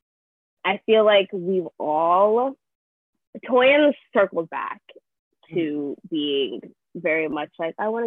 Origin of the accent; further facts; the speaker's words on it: Nigeria; moved away; grew up in church in Nigeria